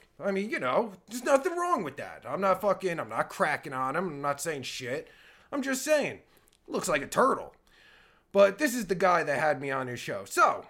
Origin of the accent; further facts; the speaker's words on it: United States; Ah, that's where I'm from. Well, not originally, I'm from America.